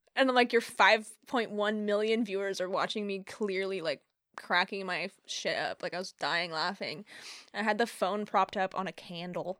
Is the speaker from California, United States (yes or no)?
yes; Humboldt, California, United States; also born or lived in Central Point, Oregon / Eugene, Oregon; now in Eureka, United States; when I was a kid growing up in Humboldt